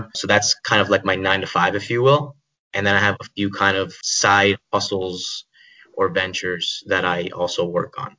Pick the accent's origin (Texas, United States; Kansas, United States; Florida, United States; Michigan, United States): Florida, United States; Miami; moved away as an adult; also born or lived in Hawaii; I'm originally from Miami, Florida